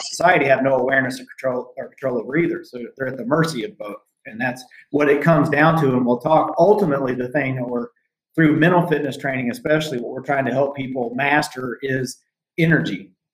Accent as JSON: {"language": "English", "country": "United States", "also_born_or_lived": "Southern Indiana / Hot Springs, Arkansas / Tokyo, Japan", "moved": "as an adult", "said": "I'm from Southern Indiana slash Hot Springs, Arkansas"}